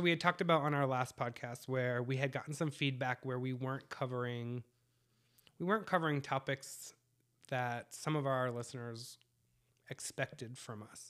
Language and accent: English; New England, United States; moved away; I'm from the East Coast, so right now it's about eleven o'clock at, uh, New England time